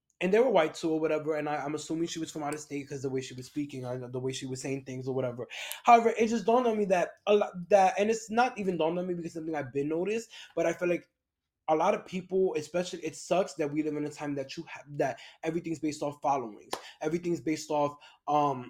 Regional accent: New York, United States; moved away as an adult; now in Los Angeles area, United States; I'm from New York

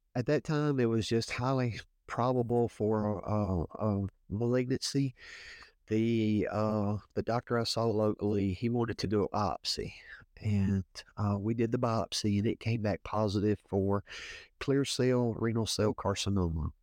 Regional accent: Woodsboro, Louisiana, United States; I'm from Woodsboro, Louisiana. Been uh, been here all my life, uh, little small town in Northeast Louisiana

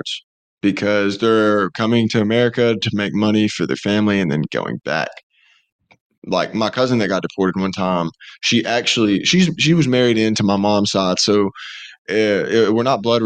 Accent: Alabama, United States; me growing up in Alabama

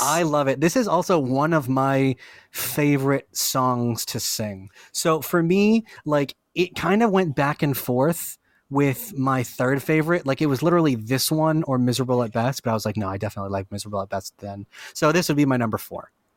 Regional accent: Lynn, Massachusetts, United States; I'm from Lynn

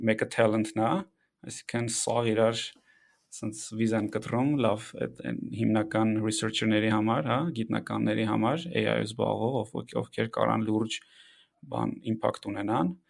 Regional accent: Yerevan, Armenia; Մենք երեքով Երևանից ենք

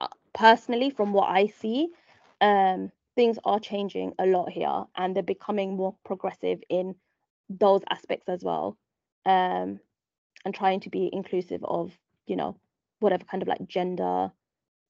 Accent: London, United Kingdom; moved away as an adult; now in Dubai, United Arab Emirates; growing up in East London

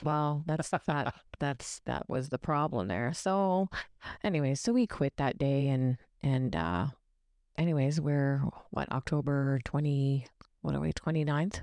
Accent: Ontario, Canada; we're from Ontario

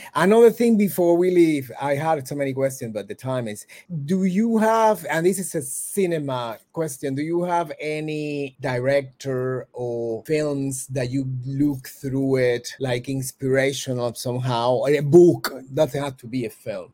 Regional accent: Cuba; I'm from Cuba

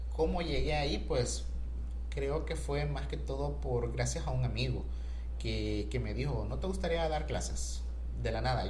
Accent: Honduras; Yo soy hondureño

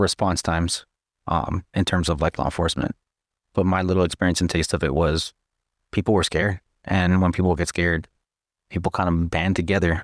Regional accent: Texas, United States; moved away; I'm from Texas.

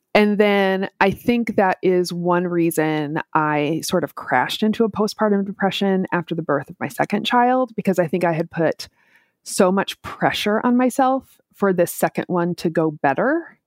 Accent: Minneapolis, Minnesota, United States; moved away as an adult; now in Tampa, United States; I grew up in Minneapolis, so I've done both the very cold and the very hot.

